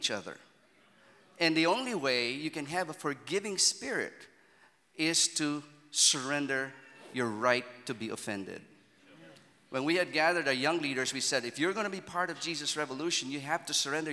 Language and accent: English; Manila, Metro Manila, Philippines; I'm from Manila